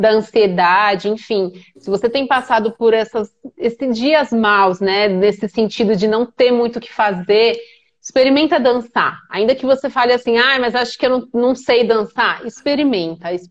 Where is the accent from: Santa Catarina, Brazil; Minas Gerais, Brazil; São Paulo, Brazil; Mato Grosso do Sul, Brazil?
São Paulo, Brazil; Sou de São Paulo.